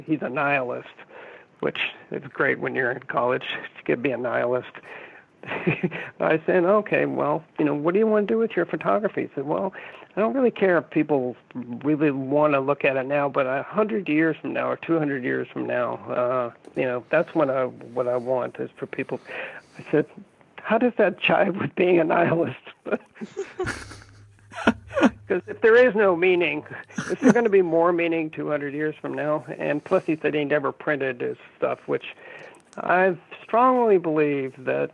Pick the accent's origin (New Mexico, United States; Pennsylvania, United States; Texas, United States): New Mexico, United States; Albuquerque; also born or lived in Santa Fe / La Jolla / New York; now in Bay Area, United States; I was brought up in New Mexico, went to school there